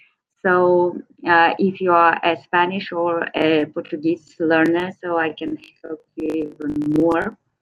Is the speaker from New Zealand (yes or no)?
no; Russia; English is a second language; moved away as an adult; also born or lived in Estonia / Spain; now in Bolivia; I'm from Russia, but currently I'm living in Bolivia